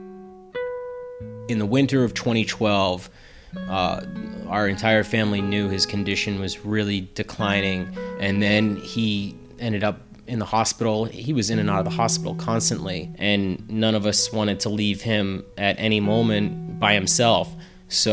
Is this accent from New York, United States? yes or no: no; Plainville, Massachusetts, United States; born or raised there